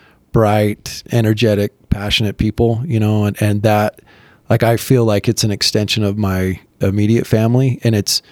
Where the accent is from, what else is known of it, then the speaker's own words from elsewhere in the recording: Midway, Utah, United States; No, I'm from Midway.